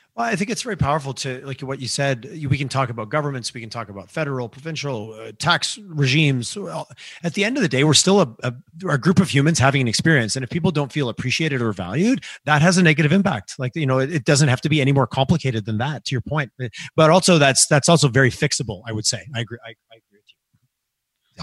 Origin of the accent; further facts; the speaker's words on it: Quebec, Canada; moved away; growing up in Quebec